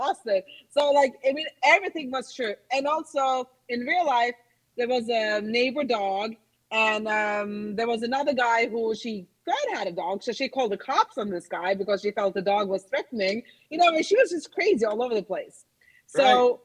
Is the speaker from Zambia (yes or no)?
no; Norway; also born or lived in New York; now in Los Angeles, United States; I'm originally from Norway. I dabbled in theater and acting as a child, and I studied in New York